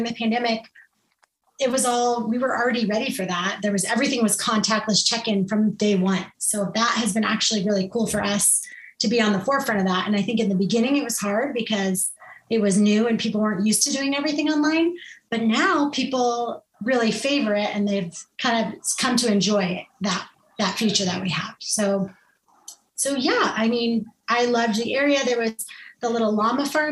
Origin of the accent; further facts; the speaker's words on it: Scottsdale, Arizona, United States; also born or lived in Los Angeles area, California; I did go to kindergarten in Scottsdale, Arizona